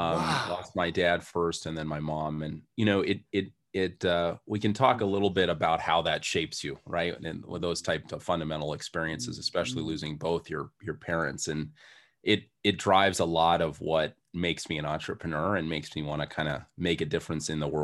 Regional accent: Hardwick, Massachusetts, United States; So I grew up in Western Massachusetts in a very small town called Hardwick, Mass.

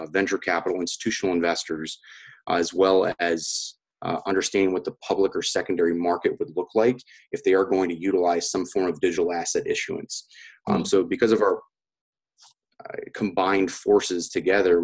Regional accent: United States; I'm from the United States

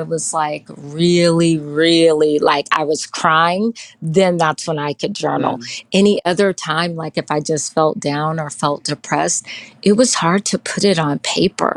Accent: Houston, Texas, United States; moved away as an adult; I'm originally from Houston, Texas, but I lived in other states, and I have come back to Houston, Texas

